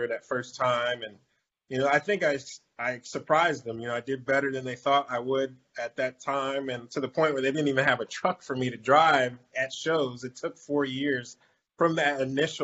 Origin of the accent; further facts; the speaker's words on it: Orlando, Florida, United States; my hometown of Orlando